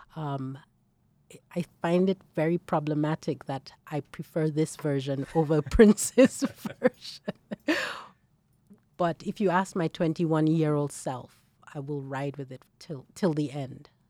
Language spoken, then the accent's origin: English; Nigeria; moved away as an adult; as a young, as a young woman, um, growing up in Nigeria. So I was in Nigeria